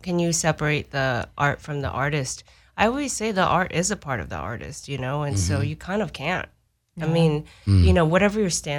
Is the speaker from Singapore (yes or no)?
no; Japan; moved away; I grew up in Japan